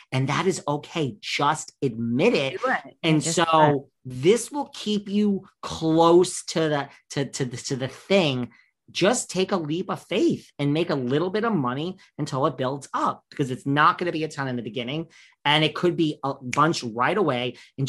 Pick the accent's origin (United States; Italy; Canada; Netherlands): United States; New York; I'm from New York